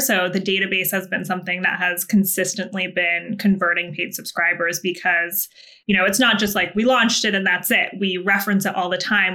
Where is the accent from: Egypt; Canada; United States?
United States; Vermont; I'm from a very small town in Vermont